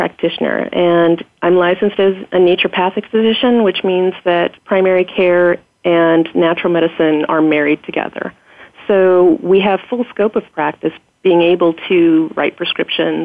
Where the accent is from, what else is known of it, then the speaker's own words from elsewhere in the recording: Oregon, United States; also born or lived in Bournemouth, England; I was born and raised in Oregon